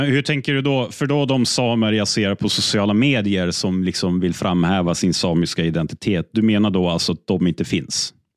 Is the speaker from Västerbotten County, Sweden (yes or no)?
yes; Umeå, Västerbotten County, Sweden; jag är född och uppvuxen i Umeå största delen av mitt liv.